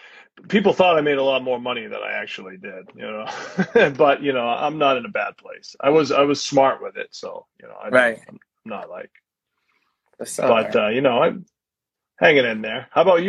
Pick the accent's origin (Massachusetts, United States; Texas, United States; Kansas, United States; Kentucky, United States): Massachusetts, United States; Georgetown; moved away; also born or lived in southern New Hampshire; I grew up in Georgetown, spent a lot of time in Haverhill. My grandmother lived in Haverhill. And then when I moved to southern New Hampshire, I went to school like right on the border of Haverhill and Plastow.